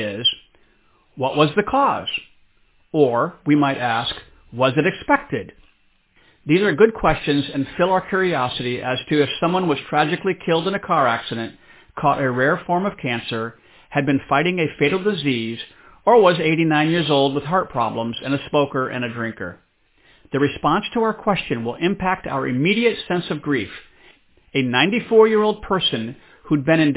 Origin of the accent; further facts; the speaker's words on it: DR Congo; moved away; growing up in the Congo in Central Africa.